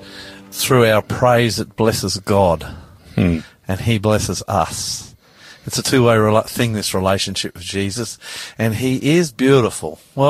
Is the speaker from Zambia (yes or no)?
no; Australia; I'm the Aussie pastor.